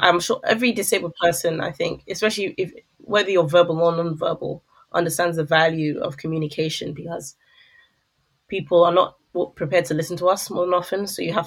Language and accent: English; London, United Kingdom; I enjoyed growing up in London in the early 2000s